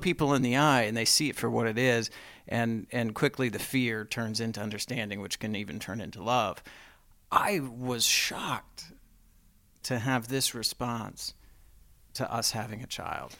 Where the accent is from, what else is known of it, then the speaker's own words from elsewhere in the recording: Texas, United States; I grew up in the South, Mormon, Texan